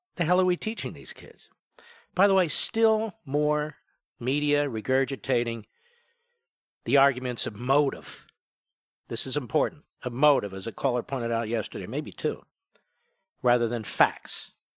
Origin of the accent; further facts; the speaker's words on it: United States; by chance I was born here